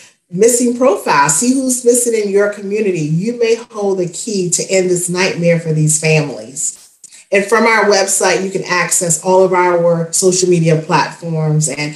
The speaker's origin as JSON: {"language": "English", "town": "Spartanburg", "region": "South Carolina", "country": "United States", "tie": "born or raised there", "said": "my hometown of Spartanburg, South Carolina."}